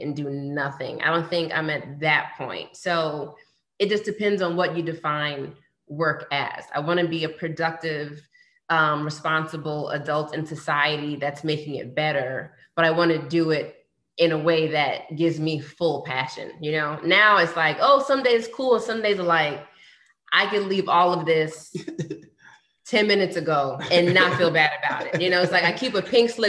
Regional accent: New York, United States; also born or lived in Washington, D.C.; now in Atlanta, United States; I went to the Mecca and I'm in Atlanta and I'm from New York

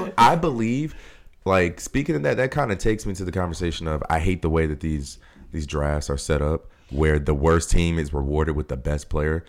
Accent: Cleveland, Ohio, United States; Y'all know I'm from Cleveland, right?

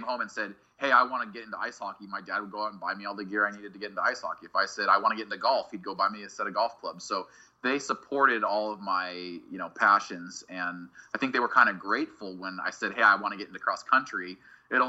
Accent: Boise, Idaho, United States; I grew up in Boise, Idaho, and it's a really incredible place to be a kid.

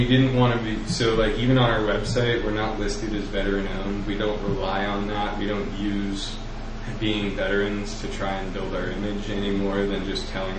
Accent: New Hampshire, United States; I'm from New Hampshire, and my town had, like, 2,000 people in it.

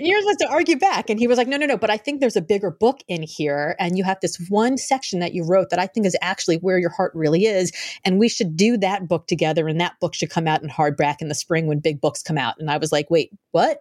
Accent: Miami, Florida, United States; I grew up in Miami

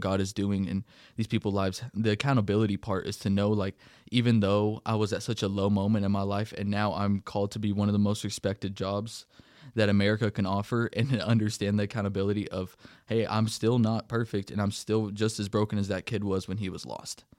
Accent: Denver City, Texas, United States; I grew up in Denver City, Texas, a little, little town, about 7,000 people in population.

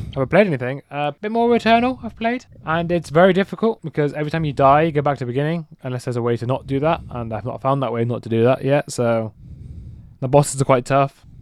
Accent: England, United Kingdom; Just because I'm English

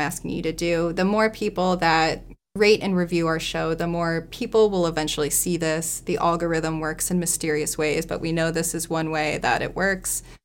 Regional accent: Northwest Indiana, United States; I grew up in Northwest Indiana.

